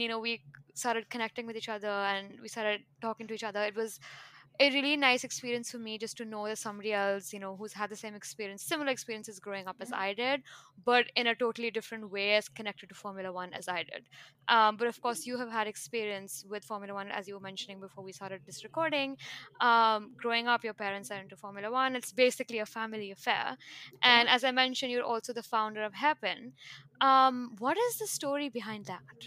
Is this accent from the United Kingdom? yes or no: no; New Delhi, Delhi, India; moved away as an adult; now in New York, United States; I'm originally from India. I was born and bred in New Delhi and moved to New York in 2014 for college.